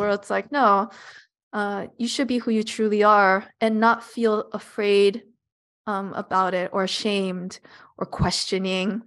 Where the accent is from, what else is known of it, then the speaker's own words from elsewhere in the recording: Los Angeles, California, United States; I was born and raised in Los Angeles